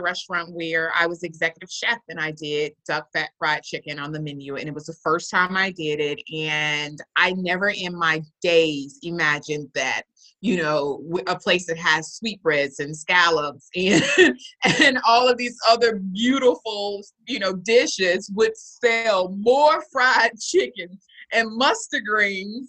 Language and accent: English; Texas, United States; also born or lived in Louisiana; I'm from Texas. My family's from Baton Rouge, Louisiana. So I was born in Texas, spent much of my time in Louisiana, but I am a Texas thoroughbred.